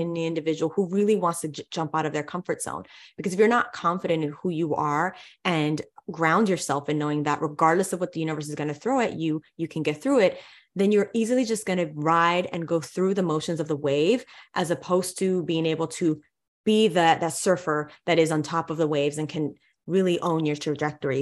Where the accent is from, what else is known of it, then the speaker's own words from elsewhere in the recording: New York City, New York, United States; growing up in New York City